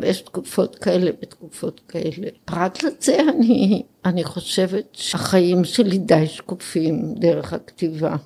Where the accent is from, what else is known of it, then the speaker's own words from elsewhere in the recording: Israel; also born or lived in Jerusalem; נולדתי במלחמת העולם השנייה כאן בארץ